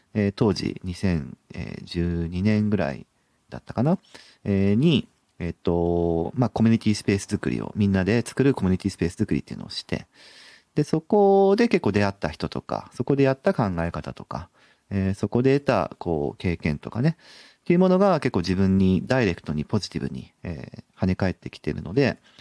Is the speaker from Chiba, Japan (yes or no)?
no; Sapporo, Hokkaido, Japan; moved away as an adult; also born or lived in Tomakomai; now in Nagoya, Japan; 札幌出身ですね。生まれたのは苫小牧っていう、まあ、港町なんですけど、えっ、ー、と、小学校からは、えっ、ー、と、札幌ですね